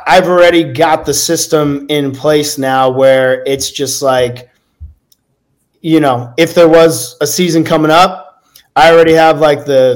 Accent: New Jersey, United States; I'm from New Jersey, play sports

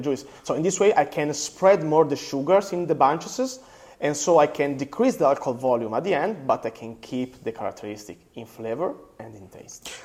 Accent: Apulia, Italy; English is a second language; close by my, my hometown

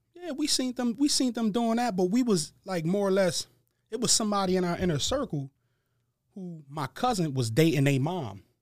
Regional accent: Harrisburg, Pennsylvania, United States; I was born and raised in Harrisburg, Pennsylvania.

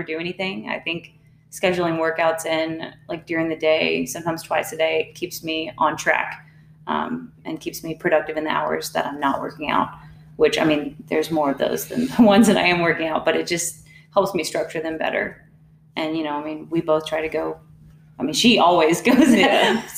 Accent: Huntsville, Texas, United States; I grew up in Huntsville, Texas

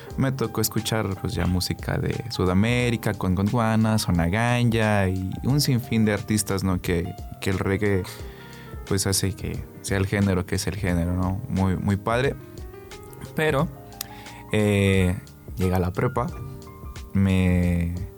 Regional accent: Aguascalientes, Mexico; donde crecí allá en Villas

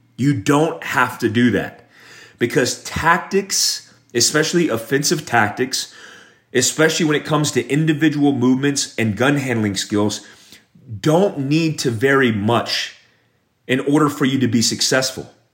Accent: Daytona Beach, Florida, United States; I grew up in Daytona Beach, Florida

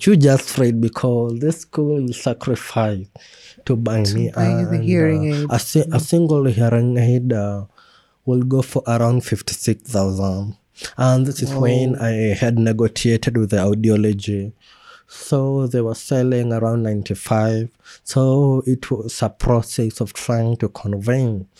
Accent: Kenya; we have as Kenyan

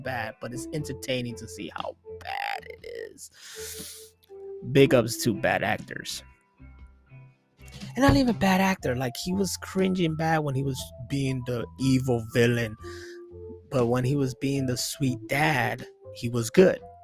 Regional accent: Chicago, Illinois, United States; I am from Chi Town, Chicago, Illinois

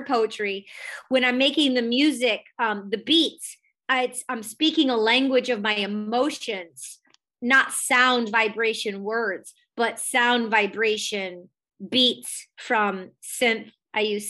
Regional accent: Detroit, Michigan, United States; I grew up in the Michigan in the Detroit electronic music underground scene

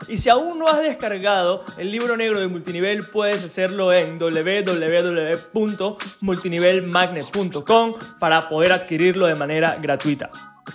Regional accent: Venezuela; moved away; mi país de origen, Venezuela

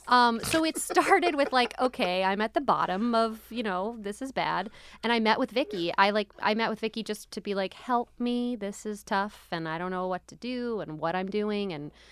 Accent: Philadelphia, Pennsylvania, United States; you'll be getting some background into, you know, how I became the way I am, where I'm from, my family, growing up in Philadelphia.

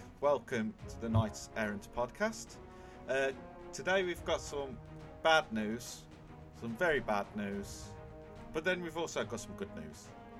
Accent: Birmingham, West Midlands, United Kingdom; accent: Brummie; you've got to listen to my beautiful Brummie accent.

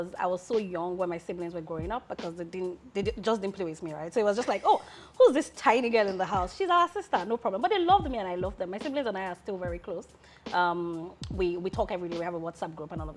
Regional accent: Lagos, Nigeria; moved away as an adult; also born or lived in Abuja / Osun State; I grew up in Lagos

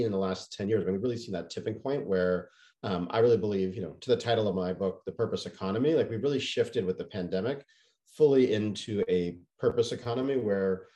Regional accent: Canada; moved away; I grew up largely in Canada

